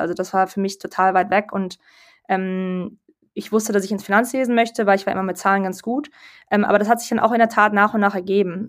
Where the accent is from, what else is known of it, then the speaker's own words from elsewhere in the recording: Berlin, Germany; also born or lived in London; ich komme aus Berlin, ursprünglich